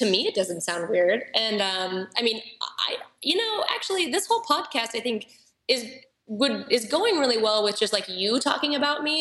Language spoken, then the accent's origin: English; Reno, Nevada, United States; now in Orange County, United States; I came from Reno, Tahoe, where at the time there really wasn't any good coffee culture.